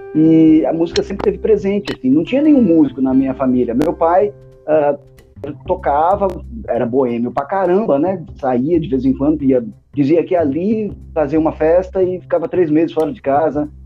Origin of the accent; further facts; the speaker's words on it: Canela, Rio Grande do Sul, Brazil; moved away as an adult; also born or lived in Torres, Brazil; now in Recife, Brazil; eu nasci em Torres, mas com um ano, um ano e pouco de idade, eu fui morar em Canela. Viu, né? Canela, divisa com Gramado ali. E aí eu fiquei lá até os meus treze anos em Canela pra depois voltar pra Torres